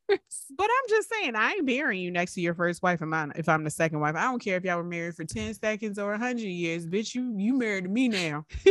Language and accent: English; Richmond, Virginia, United States; we grew up in Richmond